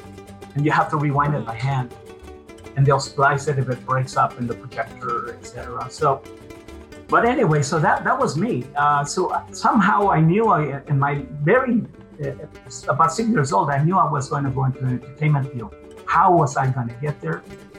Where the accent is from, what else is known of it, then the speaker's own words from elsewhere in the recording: Mexico; moved away; Well, I'm originally from Mexico. My family immigrated to the United States in 1965.